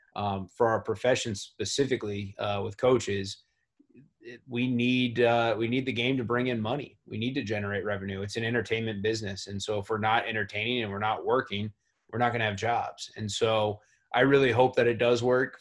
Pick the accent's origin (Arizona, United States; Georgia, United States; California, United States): Arizona, United States; Tucson; growing up in Tucson, where uh, Pac-12 basketball and University of Arizona basketball is really popular